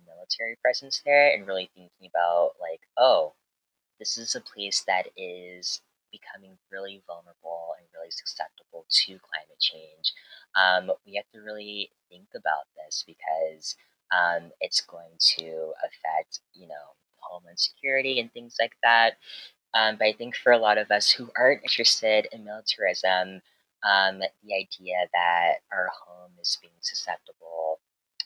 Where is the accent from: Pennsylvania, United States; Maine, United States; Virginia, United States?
Virginia, United States; Hampton; my hometown is Hampton